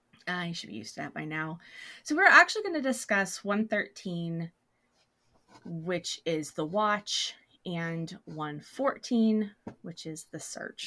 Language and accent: English; Memphis, Tennessee, United States; Now, I grew up in Memphis